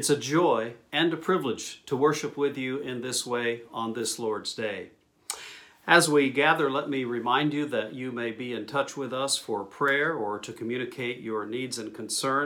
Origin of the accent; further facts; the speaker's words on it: New Mexico, United States; my hometown in New Mexico